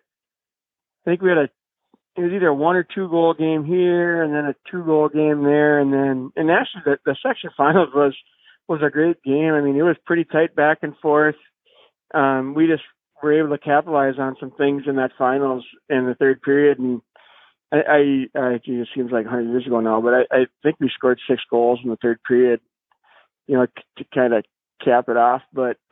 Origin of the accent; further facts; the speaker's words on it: Hutchinson, Minnesota, United States; I grew up in Hutchinson